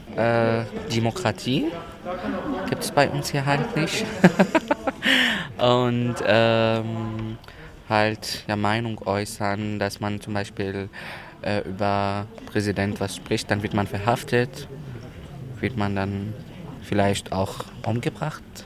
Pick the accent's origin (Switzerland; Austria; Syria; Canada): Syria; now in Germany; Ich komme auch aus Syrien. Ich bin auch seit 2015 in Deutschland, also Ende 2015.